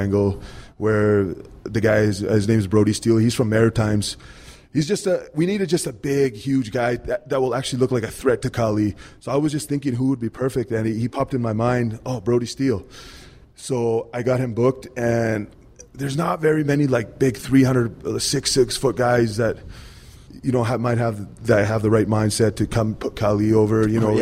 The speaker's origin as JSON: {"language": "English", "country": "India", "said": "I'm Indian"}